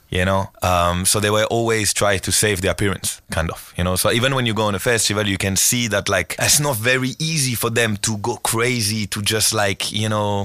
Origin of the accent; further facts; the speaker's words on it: Marseille, Provence-Alpes-Côte d'Azur, France; English is a second language; moved away as an adult; now in Lisbon, Portugal; I go to Marseille. I go to my hometown on Wednesday